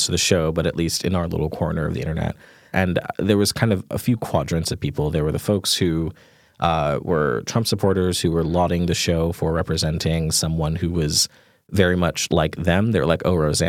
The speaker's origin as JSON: {"language": "English", "region": "New York", "country": "United States", "tie": "born or raised there", "said": "my family are Jamaican immigrants and lived in Queens, you know, when I grew up in New York"}